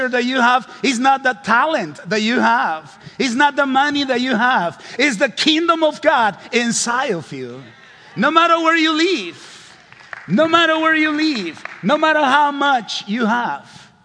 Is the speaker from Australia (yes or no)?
no; Honduras; English is a second language; I am from Honduras, considered one of the poorest countries in the world.